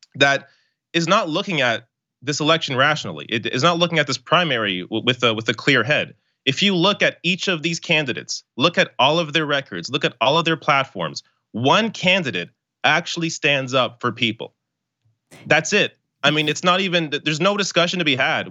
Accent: Canada; I, as a Canadian

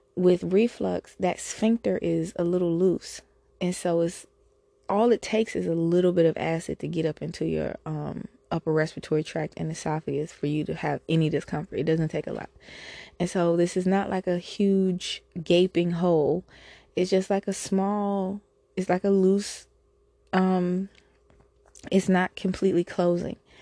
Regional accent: United States; I'm an American human

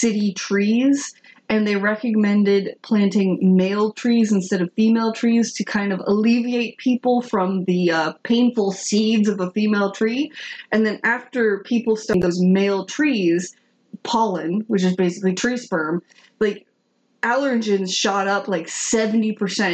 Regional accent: Atlanta, Georgia, United States; I'm from Atlanta.

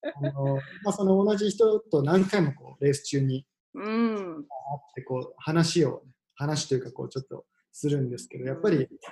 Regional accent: Hiroshima, Japan; moved away as an adult; also born or lived in Tokyo; now in Vancouver Island, Canada; 2013年に地元広島で働いてたのを仕事辞めて東京に出てくる

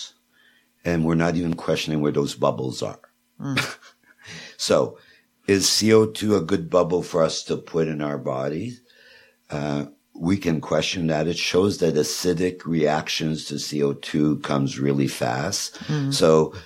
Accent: Quebec, Canada; moved away; the Montclair that comes from Quebec, where the well is, which is right beside my hometown

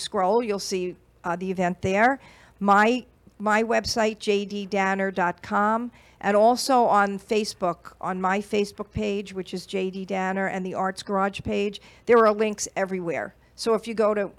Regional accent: Long Island, New York, United States; I'm a girl from New York, Long Island, New York.

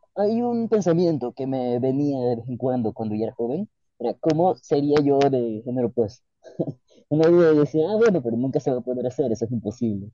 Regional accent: Guayaquil, Guayas, Ecuador; moved away as an adult; now in Paris, France; soy de Guayaquil, crecí en una familia bastante creyente

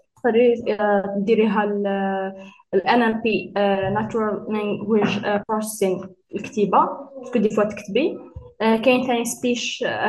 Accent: Algeria; حنا عندنا في الجزائر

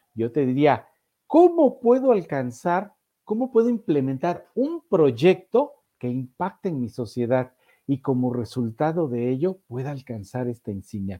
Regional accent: Orizaba, Veracruz, Mexico; fui joven en, una tropa scout en Orizaba, Veracruz, allá por los años de 1974-75

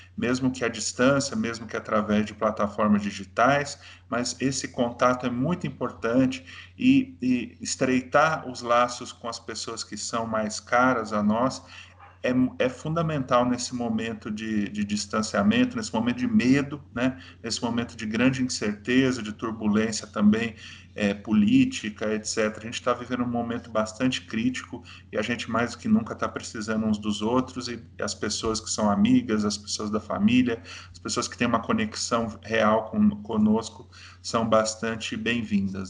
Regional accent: Brazil

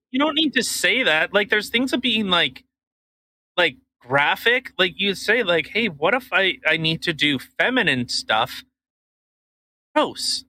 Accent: Canada; I'm Canadian, and uh, you know, this is how we do things up here

